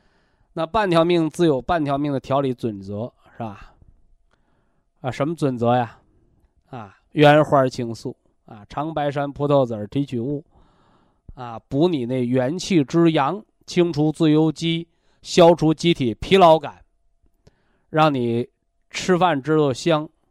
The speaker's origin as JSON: {"language": "Chinese", "country": "China", "said": "我们中国人讲叫“毛事在人，成事在天”嘛"}